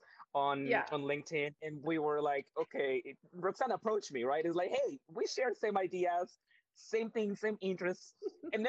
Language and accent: English; Mexico; now in Canada; we are not born and raised in Canada. We are from a completely different countries. I am from Mexico.